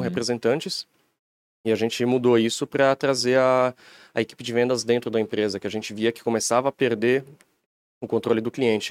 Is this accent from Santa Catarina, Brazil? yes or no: yes; Timbó, Santa Catarina, Brazil; moved away as an adult; now in Blumenau, Brazil; A gente é de Timbó, empresa é em Blumenau. Estou morando em Blumenau agora, mas viemos de, de Timbó mesmo